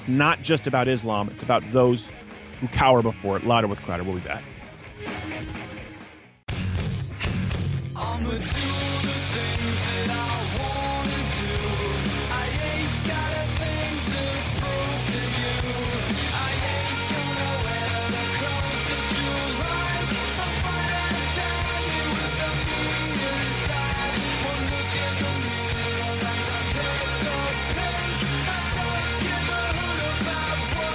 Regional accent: Canada; moved away; I come from Canada

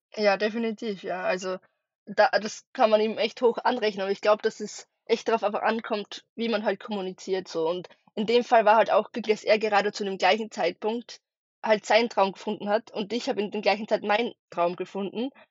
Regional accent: Austria; ich ähm, bin aus Österreich, wie man wahrscheinlich bei meinem Dialekt ein bisschen merken wird

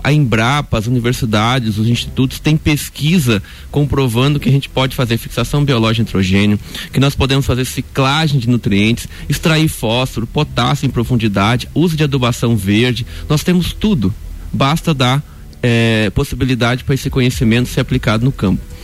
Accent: Espírito Santo, Brazil; moved away as an adult; now in Lages, Brazil; eu sou capixaba

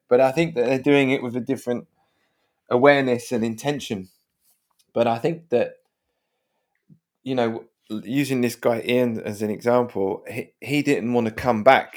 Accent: London, United Kingdom; where I grew up, the kind of parenting in my head you know, South London

